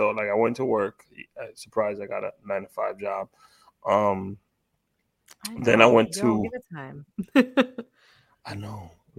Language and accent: English; New York City, New York, United States; As a kid growing up in Washington Heights